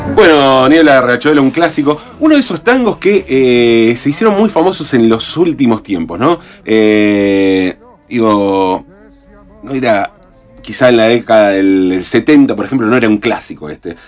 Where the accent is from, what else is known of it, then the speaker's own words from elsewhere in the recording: Avellaneda, Buenos Aires Province, Argentina; Nacimos en Barracas al Sur. En Barracas al Sur. estamos en esa condición de que, viste, para los porteños no somos porteños